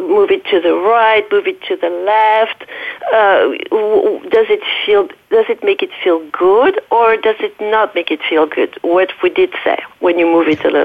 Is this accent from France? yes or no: yes; Paris, Île-de-France, France; accent: French; English is a second language; moved away; excuse my French accent. I'm from a French origin. I was raised in Paris.